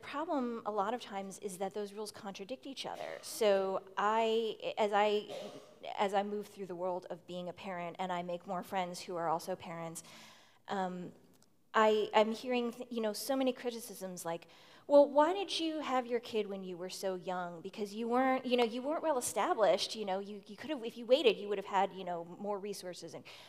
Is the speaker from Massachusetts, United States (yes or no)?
yes; Boston, Massachusetts, United States; I come from Boston.